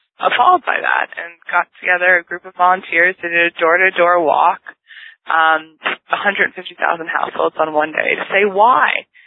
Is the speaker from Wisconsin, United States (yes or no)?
no; Northern California, United States; I was born and raised in Northern California